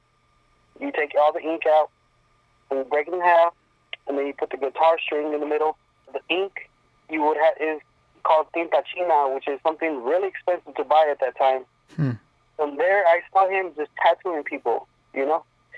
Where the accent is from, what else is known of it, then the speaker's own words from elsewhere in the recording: Lancaster, California, United States; English is a second language; also born or lived in Berumbo, Guanajuato, Mexico; I'm from Lancaster, California